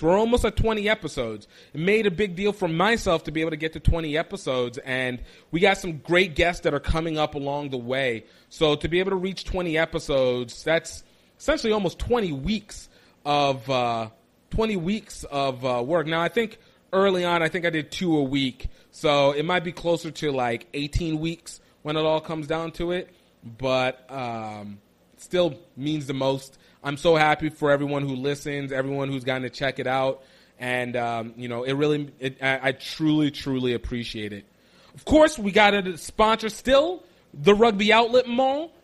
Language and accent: English; central Pennsylvania, United States; my origination is from like Pennsylvania, so I get like the the whole central Pennsylvania kind of slow college town. I'm a college brat